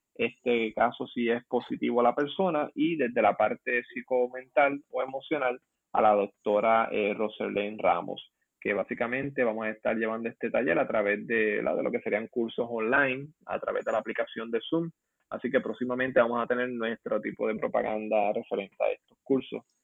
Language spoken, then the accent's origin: Spanish; Puerto Rico; nosotros como puertorriqueños